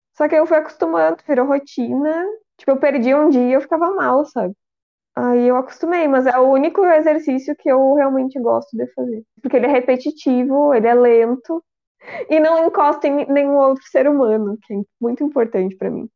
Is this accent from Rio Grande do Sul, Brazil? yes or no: yes; Rio Grande do Sul, Brazil; eu sou do Rio Grande do Sul